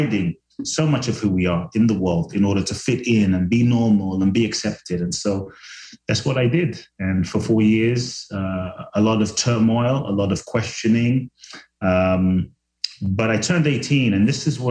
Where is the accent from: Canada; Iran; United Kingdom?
United Kingdom; London; also born or lived in Ghana / Mexico; now in Los Angeles, United States; I was born in Ghana, West Africa. My father's from Ghana. My mother's Japanese. I grew up in London, live in LA now and partly Mexico